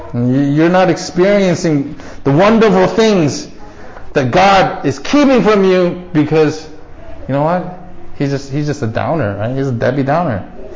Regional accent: United States; growing up as Asian American in a predominantly white neighborhood in America

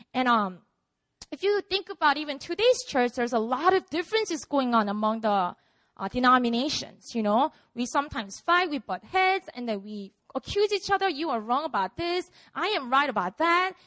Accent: Busan, South Korea; now in Seoul, South Korea; I was born and raised in Busan. This is my city, my hometown.

